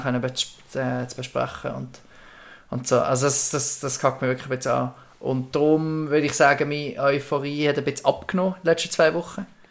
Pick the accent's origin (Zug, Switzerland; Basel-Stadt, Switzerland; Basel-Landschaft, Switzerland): Basel-Landschaft, Switzerland; Bubendorf; wir sind in einer Siedlung aufgewachsen in Bubendorf